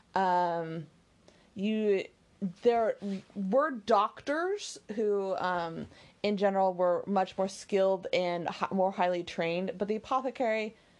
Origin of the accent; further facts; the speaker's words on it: the American West, United States; I grew up in the West and Pony Express was really big